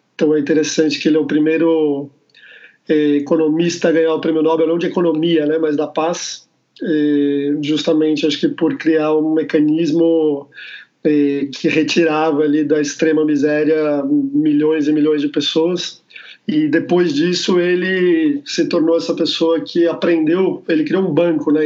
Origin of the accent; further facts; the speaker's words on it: Brazil; sou do Brasil